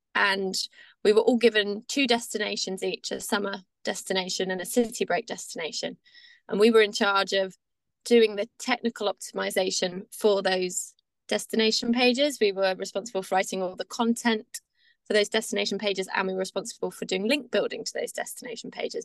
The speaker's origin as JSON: {"language": "English", "area": "Devon", "region": "South West England", "country": "United Kingdom", "tie": "born or raised there", "moved": "as an adult", "lives_now": "Brighton, United Kingdom", "said": "I grew up in Devon, small town girl, moved to the big city lights of Brighton"}